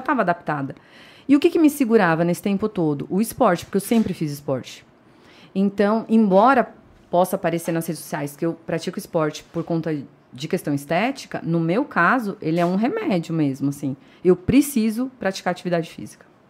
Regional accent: São Paulo, Brazil; moved away as an adult; now in Indaiatuba, Brazil; Eu sou paulista paulistana, nascida e criada em São Paulo

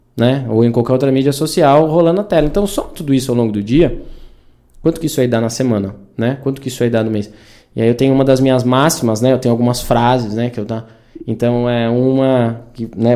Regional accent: interior of São Paulo, Brazil; also born or lived in Vinhedo; eu cresci, nasci aqui em Datuba, né, interior de São Paulo

